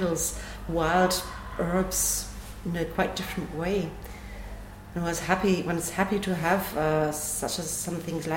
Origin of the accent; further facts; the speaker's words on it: Germany; also born or lived in England; now in Nuremberg, Germany; I grew up at Lake Constance, but I was born in England.